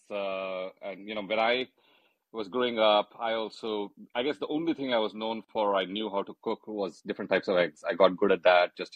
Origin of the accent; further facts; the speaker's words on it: India; we're going to talk about our early experiences of cooking while growing up in India